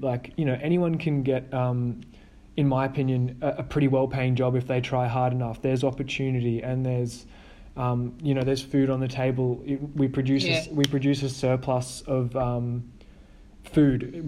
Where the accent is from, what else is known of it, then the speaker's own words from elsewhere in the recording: Australia; as an Australian